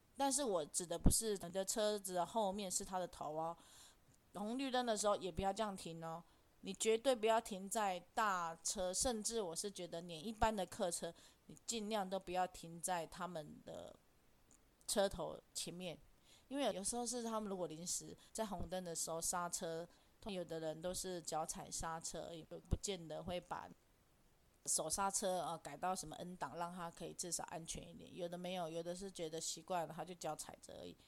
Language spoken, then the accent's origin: Chinese; Taiwan; 我们台湾人就是这样